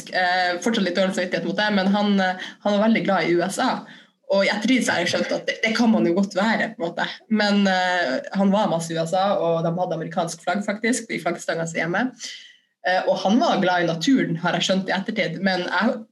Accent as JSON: {"language": "Norwegian", "town": "Kirkenes", "region": "Finnmark", "country": "Norway", "tie": "born or raised there", "moved": "as an adult", "said": "Ja, jeg er 34 år gammel, og så kommer jeg fra Kirkenes, som er helt øst i Finnmark. Eh, det ligger på grensa til Russland. Og der er jeg født og oppvokst med en eh, koselig familie og med fin eh, natur i nærheten, nede ved en fjord."}